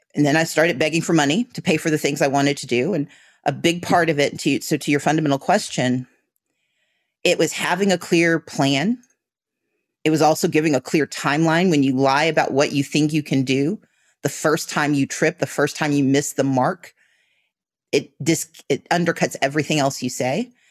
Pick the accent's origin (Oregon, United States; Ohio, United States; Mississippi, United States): Mississippi, United States; now in Georgia, United States; I grew up in Mississippi